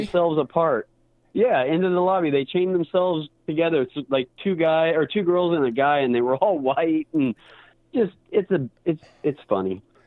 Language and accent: English; Portland, Oregon, United States; I'm from Portland, Oregon